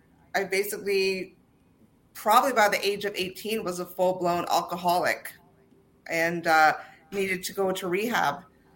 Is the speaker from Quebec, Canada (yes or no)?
no; Ontario, Canada; also born or lived in Toronto; So I was born in Toronto, and okay. My father was, he's now retired, a police officer. So I actually ended up, you know, traveling all throughout Ontario because of his job